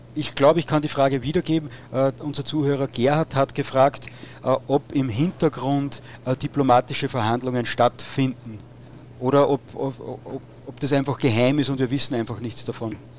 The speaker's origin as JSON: {"language": "German", "town": "Steyr", "region": "Upper Austria", "country": "Austria", "said": "bei uns in Oberösterreich in Steyr"}